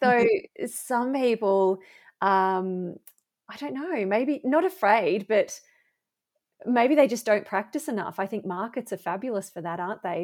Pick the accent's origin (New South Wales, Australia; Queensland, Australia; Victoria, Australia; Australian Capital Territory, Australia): Victoria, Australia; Bendigo; my hometown